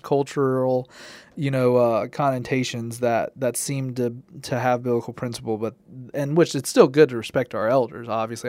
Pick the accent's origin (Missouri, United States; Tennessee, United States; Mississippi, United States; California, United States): Tennessee, United States; growing up in Tennessee and good Southern culture